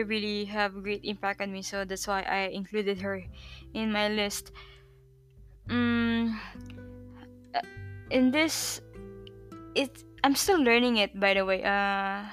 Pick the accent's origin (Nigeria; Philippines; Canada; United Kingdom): Philippines; moved away as an adult; also born or lived in Malaysia; now in Tallinn, Estonia; I'm born and raised in Philippines.